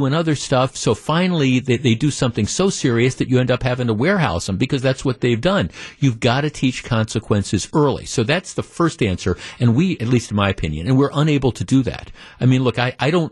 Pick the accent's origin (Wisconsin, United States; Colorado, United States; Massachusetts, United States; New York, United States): Wisconsin, United States; Glendale; I grew up in Glendale